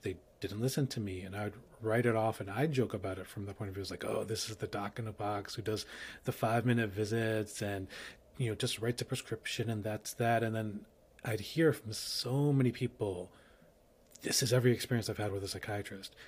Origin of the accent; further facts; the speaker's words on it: New York, United States; I'm a New Yorker